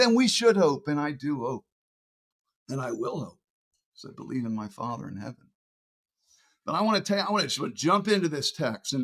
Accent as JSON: {"language": "English", "country": "United States", "said": "as an American"}